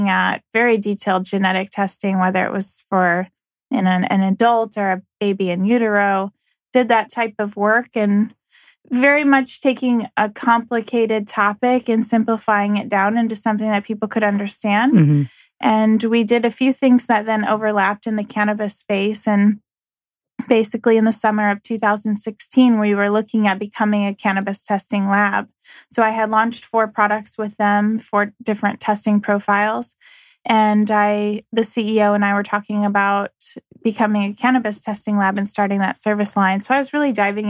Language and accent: English; St. Louis, Missouri, United States; I'm from St. Louis.